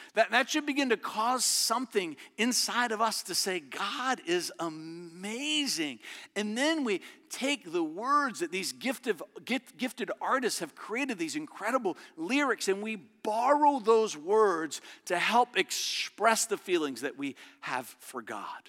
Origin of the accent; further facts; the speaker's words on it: Verona, Virginia, United States; It's a little community I grew up in just outside of Richmond